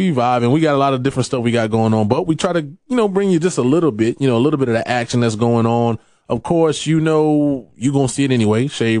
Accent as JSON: {"language": "English", "town": "Miami", "region": "Florida", "country": "United States", "tie": "born or raised there", "said": "we grew up in shit in Miami"}